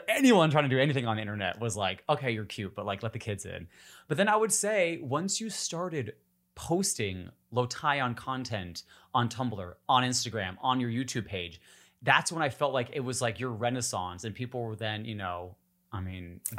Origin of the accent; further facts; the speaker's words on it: Upper Peninsula of Michigan, United States; Oh my God, I'm from the Midwest too.